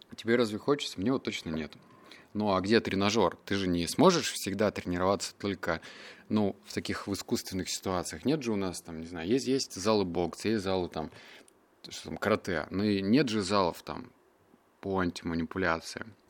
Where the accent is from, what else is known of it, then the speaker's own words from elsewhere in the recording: Russia; also born or lived in Barnaul, Russia / Novosibirsk, Russia; я рос в Барнауле, я рос в Новосибирске.